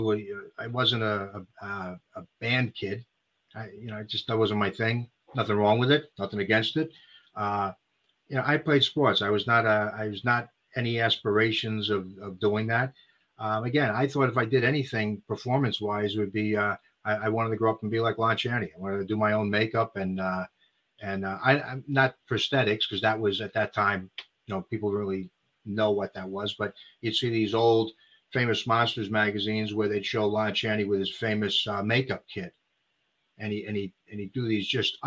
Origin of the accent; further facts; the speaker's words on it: Rocky River, Ohio, United States; also born or lived in Bronx, New York / Bergen County, New Jersey / North Olmsted, Ohio; I moved here. I was the diversity in Rocky River, Ohio